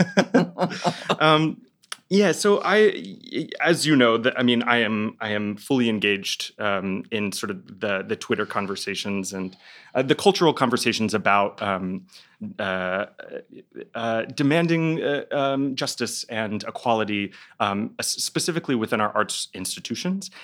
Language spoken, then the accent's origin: English; Dallas, Texas, United States; moved away; I'm from Dallas, Texas